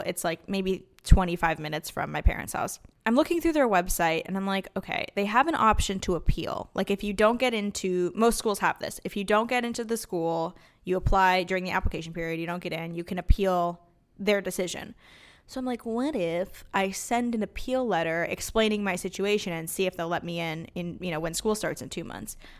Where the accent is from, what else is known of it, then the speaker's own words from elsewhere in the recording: Los Angeles, California, United States; we grew up in Los Angeles, my sister